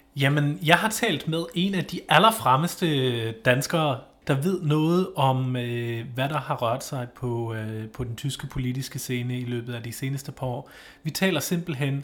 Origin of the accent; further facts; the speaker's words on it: Northern Germany, Germany; now in Denmark; i den region i Tyskland, hvor jeg kommer fra, i det aller, aller nordligste nord